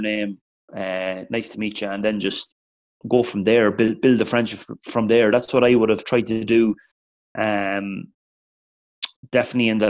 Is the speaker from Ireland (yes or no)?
yes; Meath, Leinster, Ireland; I'm from Meath